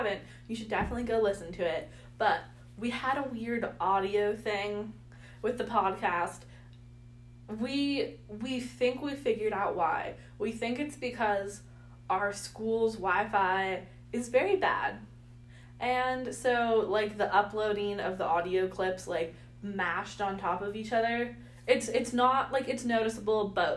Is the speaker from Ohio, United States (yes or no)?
no; the Bay Area, California, United States; moved away as an adult; now in Massachusetts, United States; I'm actually from California, the Bay Area